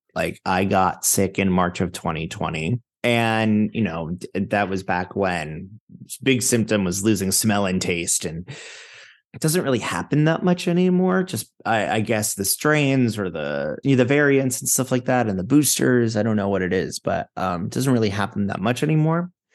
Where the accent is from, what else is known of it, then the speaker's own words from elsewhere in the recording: Fort Lauderdale, Florida, United States; also born or lived in Manhattan, New York; now in New York, United States; I'm from Fort Lauderdale, Florida